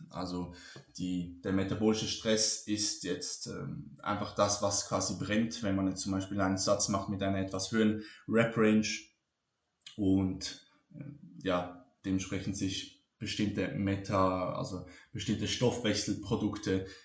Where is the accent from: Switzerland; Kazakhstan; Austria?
Switzerland; Ich bin Schweizer. Ich kann nicht Hochdeutsch sprechen.